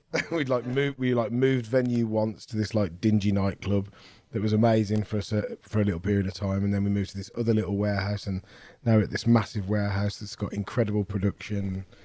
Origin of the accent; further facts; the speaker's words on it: Wolverhampton, West Midlands, United Kingdom; I'm from Wolverhampton